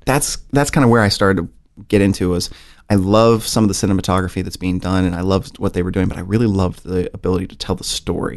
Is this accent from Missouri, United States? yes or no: yes; St. Louis, Missouri, United States; also born or lived in Kansas City; I spent most of my life in Saint Louis